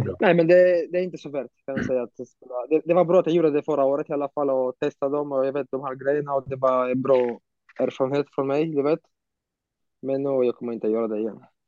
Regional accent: Romania; also born or lived in Bucharest, Romania / Sweden; när jag var hemma i Rumänien

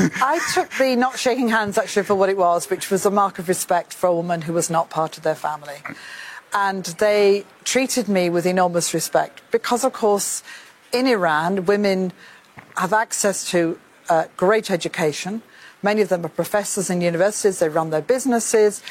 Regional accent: United Kingdom; I say this as a Brit

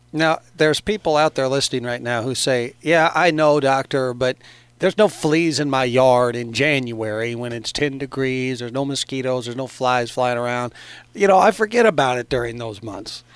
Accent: Carbondale, Illinois, United States; I grew up in Carbondale

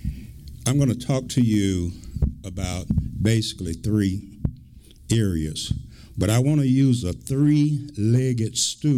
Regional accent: Milledgeville, Georgia, United States; My caring started right here in Milledgeville. I was born here in Oconee Heights, finished high school here

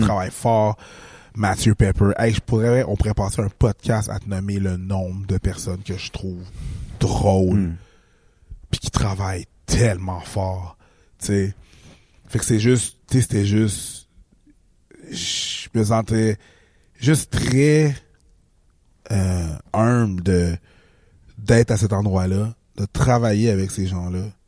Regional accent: Haiti; moved away

